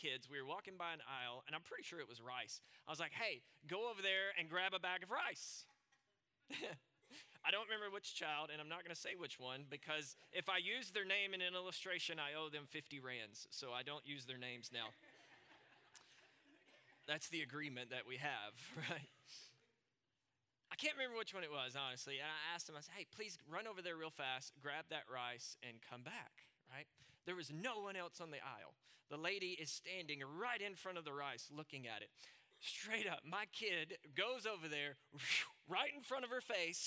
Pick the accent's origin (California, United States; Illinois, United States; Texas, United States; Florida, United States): Texas, United States; Southwest Arkansas, Northeast; moved away as an adult; now in South Africa; I grew up in Northeast Texas, Southwest Arkansas, but my family and I have lived here now since 2017.